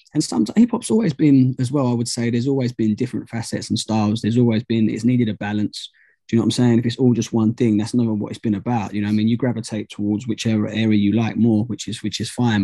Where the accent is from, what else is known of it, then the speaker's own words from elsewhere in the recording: United Kingdom; I'm not actually from London, I'm just outside